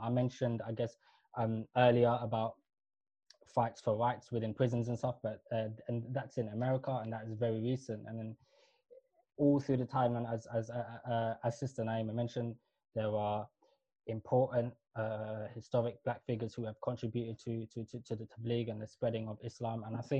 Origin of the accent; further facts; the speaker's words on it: Kenya; I'm East African and South Asian. East African as in, so I was born in Kenya. My parents were born and grew up in Somalia, but we're mixed even within Somalia. We were a mixed tribe, Badawani, Swahili, X, Y, and Z.